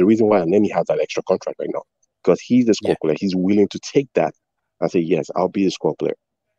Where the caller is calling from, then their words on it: Canada; I'm from Canada right now.